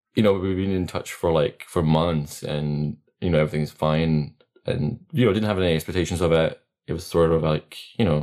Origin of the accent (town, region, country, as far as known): Latvia; first language Latvian; English is a second language; moved away as an adult; now in United Kingdom